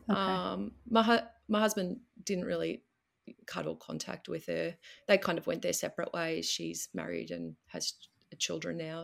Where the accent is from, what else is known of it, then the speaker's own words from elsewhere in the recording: Melbourne, Victoria, Australia; I'm from Melbourne, which is southern Australia